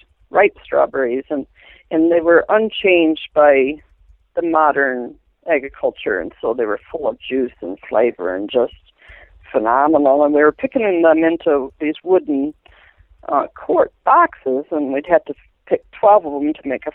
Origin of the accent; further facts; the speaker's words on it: Southern Michigan, United States; now in Montana, United States; I'm from Southern Michigan